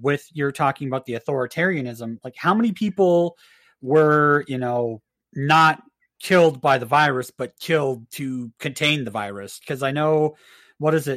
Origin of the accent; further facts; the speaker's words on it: Minnesota, United States; now in Montana, United States; my home state of Minnesota